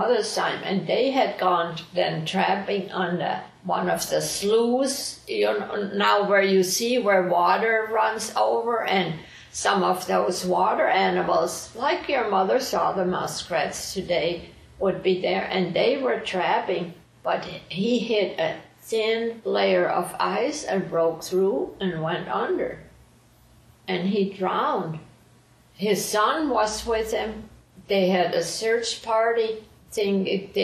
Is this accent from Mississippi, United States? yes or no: no; High Amana, Iowa, United States; growing up in Hyaman